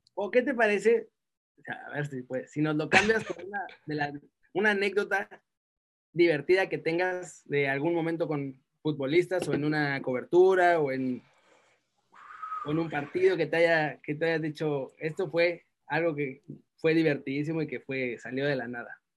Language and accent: Spanish; Mexico; moved away